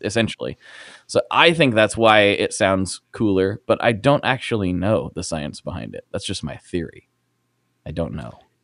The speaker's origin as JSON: {"language": "English", "town": "Portland", "country": "United States", "said": "I'm from Portland"}